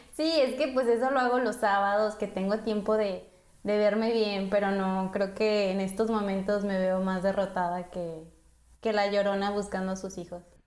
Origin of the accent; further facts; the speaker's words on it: Mexico; now in Canada; como buena latina o como buena mexicana